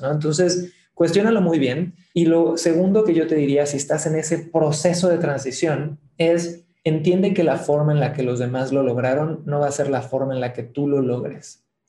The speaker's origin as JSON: {"language": "Spanish", "town": "Cancún", "region": "Quintana Roo", "country": "Mexico", "tie": "born or raised there", "moved": "as an adult", "lives_now": "Santiago, Chile", "said": "soy nacido en Cancún, mi padre es santiaguino de Chile, mi madre es de Ciudad de México"}